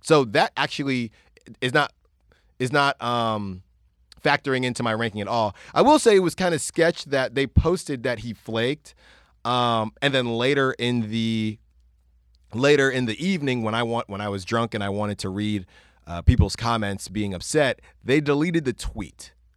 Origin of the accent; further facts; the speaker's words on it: California, United States; I'm from Cali